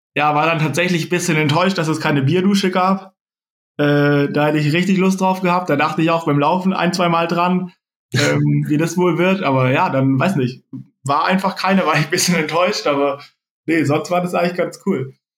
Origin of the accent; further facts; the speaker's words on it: near Tübingen, Baden-Württemberg, Germany; also born or lived in Freiburg; ich bin in der Nähe von Tübingen geboren, bin da auch bis, bis ich 18 war, habe ich dort gelebt